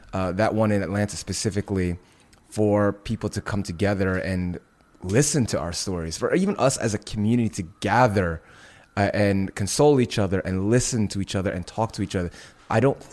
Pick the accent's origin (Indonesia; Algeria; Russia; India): Indonesia; moved away; my home country of Indonesia